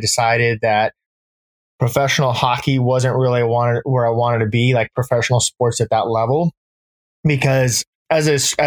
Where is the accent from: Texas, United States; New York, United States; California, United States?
California, United States; Orange County, Southern; also born or lived in Midwest / San Francisco, California; now in Monterey, United States; I grew up in Southern California, joined the military when I was 18